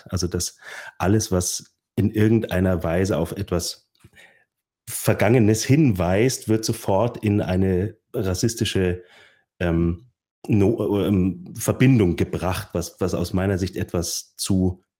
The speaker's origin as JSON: {"language": "German", "region": "Bavaria", "country": "Germany", "said": "Natürlich, und dann sage ich, ich komme aus, äh, aus der Nähe von München."}